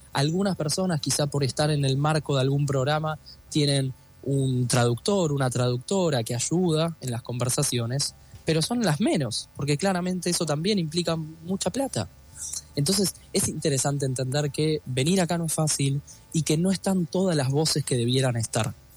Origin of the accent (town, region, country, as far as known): Argentina